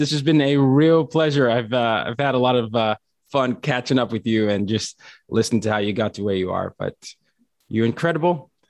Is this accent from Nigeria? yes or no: yes; Nigeria; At least that was me as a Nigerian.